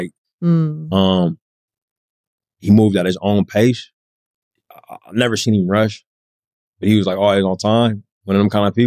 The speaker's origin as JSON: {"language": "English", "area": "Bay Area", "region": "California", "country": "United States", "said": "I'm from the Bay Area"}